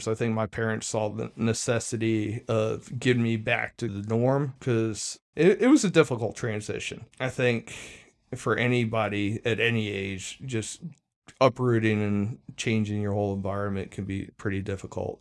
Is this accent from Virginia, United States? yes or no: yes; Arlington, Virginia, United States; I spent the first twelve years of my life in Arlington County